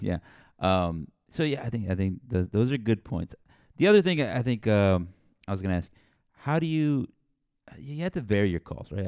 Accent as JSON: {"language": "English", "town": "San Antonio", "region": "Texas", "country": "United States", "tie": "born or raised there", "said": "I grew up in San Antonio, so down here"}